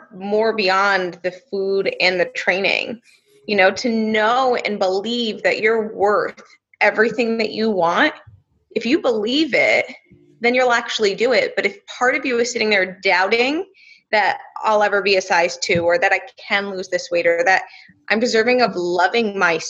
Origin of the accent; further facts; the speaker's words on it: New Jersey, United States; I'm from New Jersey